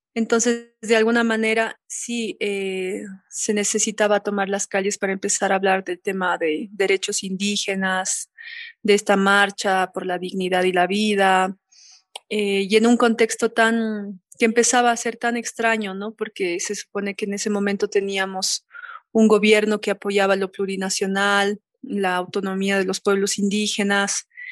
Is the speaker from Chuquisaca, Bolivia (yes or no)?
no; La Paz, Bolivia; una ciudadana paseña